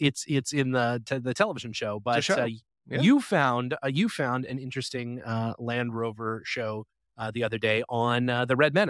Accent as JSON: {"language": "English", "country": "Canada", "tie": "born or raised there", "moved": "yes", "said": "my hometown of Canada."}